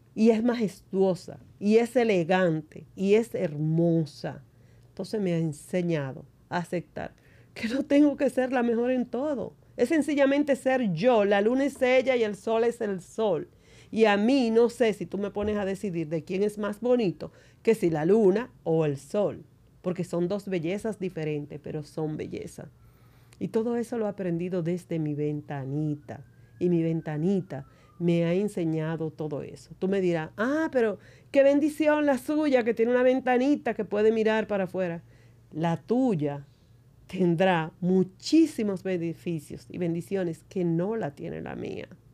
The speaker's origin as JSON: {"language": "Spanish", "town": "San Juan de la Maguana", "region": "San Juan", "country": "Dominican Republic", "tie": "born or raised there", "said": "soy de San Juan de la Maguana, una provincia del sur. Vivía en una casa de madera"}